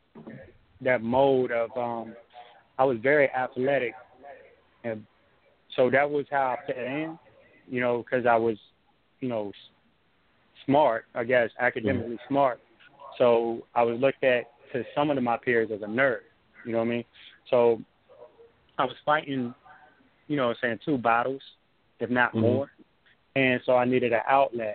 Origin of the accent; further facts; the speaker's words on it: Hampton, Virginia, United States; also born or lived in Newport News, Virginia; now in Tampa, United States; Yes, I grew up in Hampton. I now live in Tampa, Florida, but I grew up in Hampton. Hampton and Newport News.